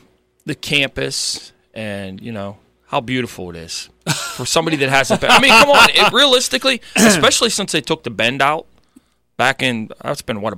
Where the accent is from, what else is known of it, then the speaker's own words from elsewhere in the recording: New Brighton, Pennsylvania, United States; I'm from New Brighton, so we'd go all throughout that area and play in the woods.